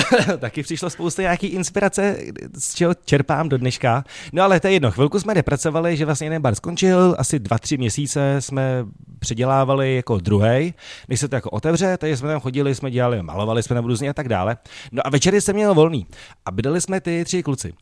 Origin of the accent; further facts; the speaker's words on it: Prague, Czechia; já jsem vyrůstal tam jako na Barandově na ulici a my jsme prostě takhle mluvili